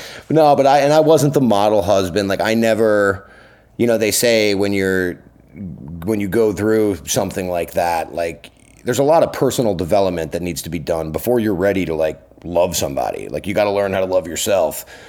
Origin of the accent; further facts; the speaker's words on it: Long Island, New York, United States; also born or lived in Brooklyn; now in New York City, United States; I grew up on Long Island